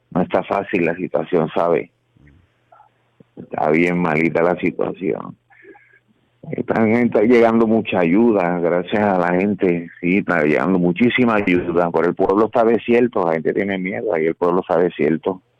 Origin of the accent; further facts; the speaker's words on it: Guánica, Puerto Rico; also born or lived in Mayagüez; yo estoy en Puerto Rico, lo que pasa es que tengo de allá afuera y ese es mi número, pero soy en Puerto Rico, soy de aquí, de Huánica.